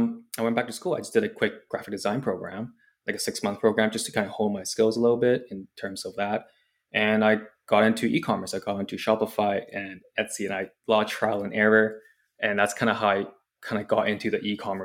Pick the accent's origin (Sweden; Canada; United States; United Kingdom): Canada; Vancouver, British Columbia; also born or lived in Hong Kong; I grew up in Hong Kong for the first 10 years of my life. And then I moved to Canada, Vancouver